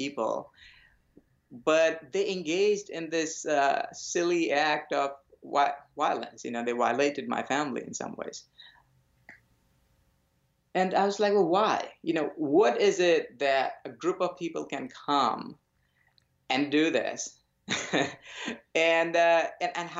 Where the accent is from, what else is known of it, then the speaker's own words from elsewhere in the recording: India; I was born in India to a nice little family of yogis